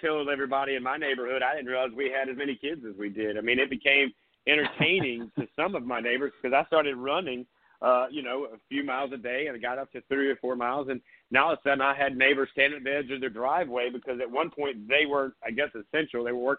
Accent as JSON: {"language": "English", "town": "Surfside Beach", "region": "South Carolina", "country": "United States", "tie": "born or raised there", "moved": "as an adult", "lives_now": "Lowcountry, South Carolina, United States", "said": "up there on the Grand Strand in my backyard as well, where I grew up in Surfside."}